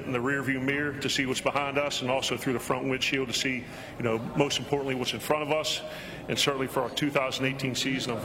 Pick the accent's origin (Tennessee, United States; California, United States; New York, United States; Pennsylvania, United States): Pennsylvania, United States; Pittsburgh; Growing up in Pittsburgh, certainly idolized Dan Marino.